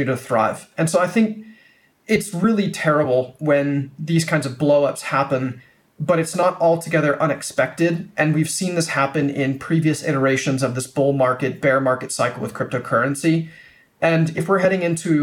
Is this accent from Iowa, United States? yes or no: yes; Des Moines, Iowa, United States; moved away as an adult; also born or lived in China; I grew up in the United States in Des Moines, Iowa